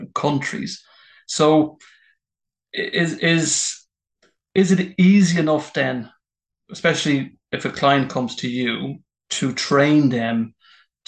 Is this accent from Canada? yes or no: no; Ireland; first language English; moved away; also born or lived in Singapore; As an Irish man